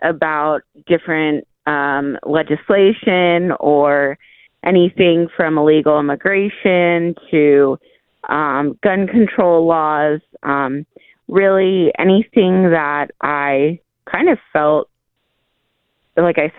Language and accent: English; Perris, California, United States; So I grew up there, worked in Riverside